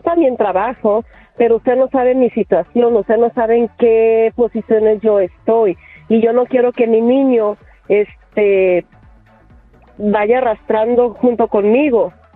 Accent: Puebla, Mexico; now in Los Angeles, United States; yo soy de Puebla, no tengo familia aquí

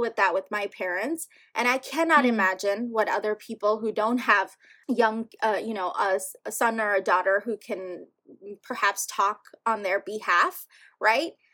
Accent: New York City, New York, United States; English is a second language; growing up here

